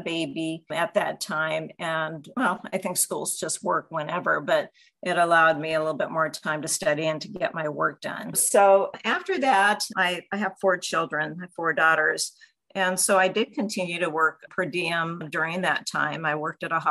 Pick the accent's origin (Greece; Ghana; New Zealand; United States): United States; Pasadena, California; I ended up being stationed about 50 miles from my hometown